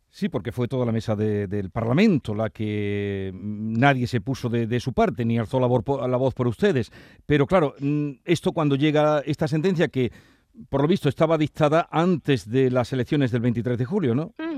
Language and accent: Spanish; Andalusia, Spain; como somos andaluces